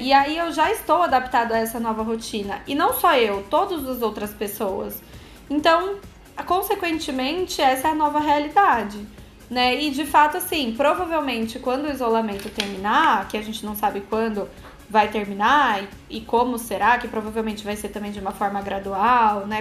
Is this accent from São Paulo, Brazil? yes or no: yes; Campinas, São Paulo, Brazil; moved away as an adult; now in São Paulo, Brazil; já morei fora do Brasil e sou nascida em Campinas, assim como o Luiz. Hoje eu moro em São Paulo.